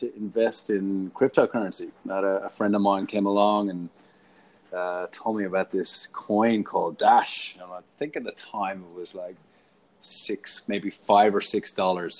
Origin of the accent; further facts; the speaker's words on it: Ireland; moved away as an adult; also born or lived in Paddington, Sydney / Bondi, Sydney; now in Sydney, Australia; Obviously, I'm Irish. Came out here to Australia, land of opportunity, 14 years ago.